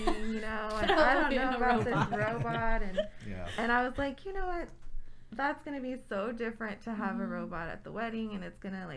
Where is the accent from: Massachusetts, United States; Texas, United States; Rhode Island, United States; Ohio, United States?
Texas, United States; McAllen; moved away; I'm actually originally from McAllen, which is like, like 250 miles south of here.